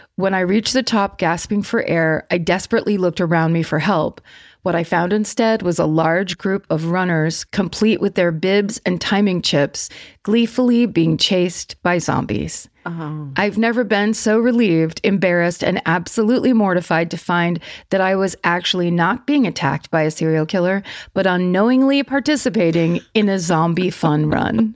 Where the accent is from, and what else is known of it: Petaluma, California, United States; born or raised there